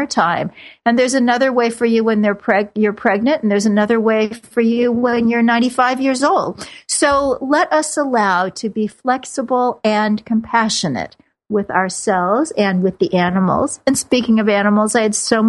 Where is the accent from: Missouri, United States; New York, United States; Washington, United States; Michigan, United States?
Missouri, United States; Kansas City; moved away; I grew up in Kansas City where football is a sacrament